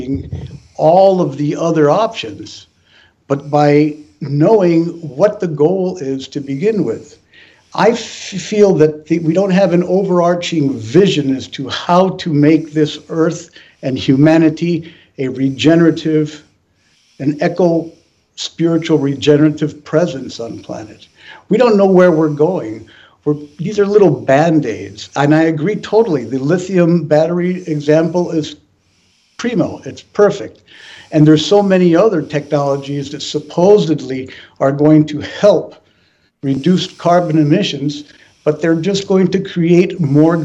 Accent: Peru; moved away; I was born in Peru

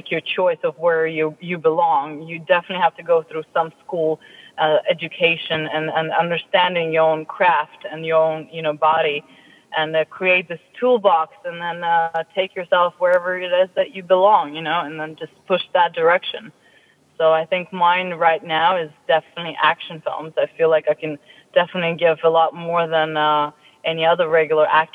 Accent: London, United Kingdom; moved away; I grew up in London

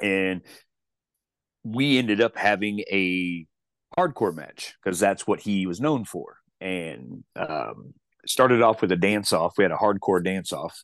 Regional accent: Chillicothe, Missouri, United States; also born or lived in Kansas City; my hometown of Chillicothe, Missouri

